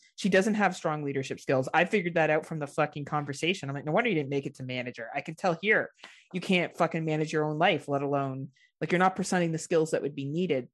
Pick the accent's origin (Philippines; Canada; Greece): Canada; as a Canadian